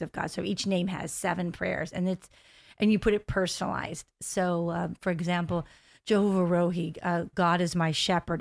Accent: United States; moved away as an adult; also born or lived in Delaware / Pennsylvania; now in Orlando, United States; Actually, I am from the Delaware, uh, Pennsylvania area. We moved to the Orlando area about five years ago.

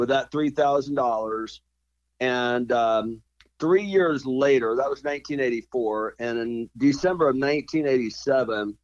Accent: Lower Alabama, United States; moved away; also born or lived in Houston, Texas; I'm from Lower Alabama

